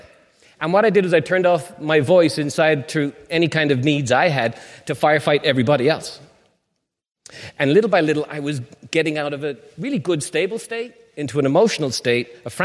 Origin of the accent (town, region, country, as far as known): Ireland; moved away